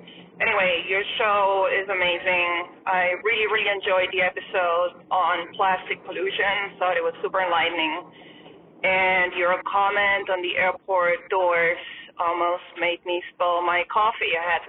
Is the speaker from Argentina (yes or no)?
yes; Argentina; now in Oregon, United States; I'm from Argentina. I live in Oregon